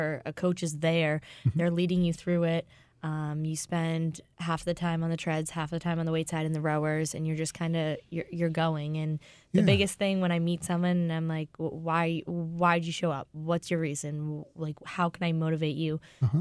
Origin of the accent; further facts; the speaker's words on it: Boston, Massachusetts, United States; moved away as an adult; now in St. Louis, United States; I'm from Boston